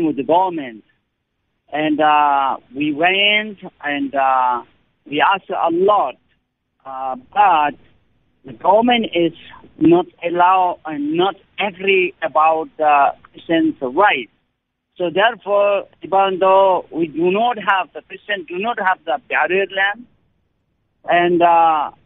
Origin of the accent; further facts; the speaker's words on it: Nepal; from Nepal